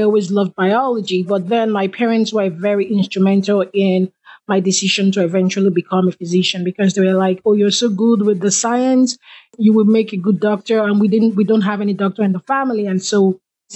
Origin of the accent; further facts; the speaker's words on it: Nigeria; moved away as an adult; I am from Nigeria. And back in Nigeria, the experiences that I had growing up